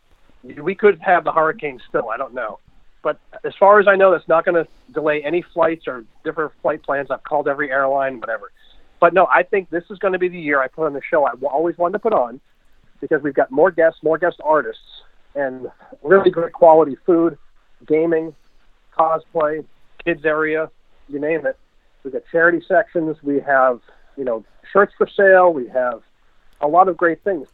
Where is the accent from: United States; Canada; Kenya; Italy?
United States; Massachusetts; now in Vermont, United States; I'm from Mass originally